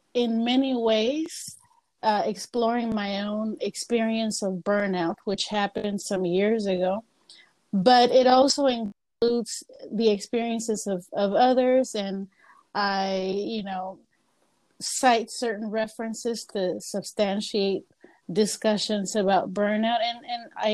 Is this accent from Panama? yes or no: yes; Panama; now in United States; I am from Panama. Have been living here in the U.S. already 34 years.